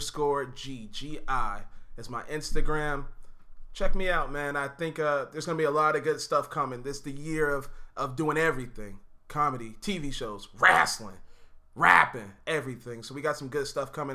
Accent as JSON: {"language": "English", "town": "Charlotte", "region": "North Carolina", "country": "United States", "tie": "born or raised there", "said": "I'm born and raised in Charlotte"}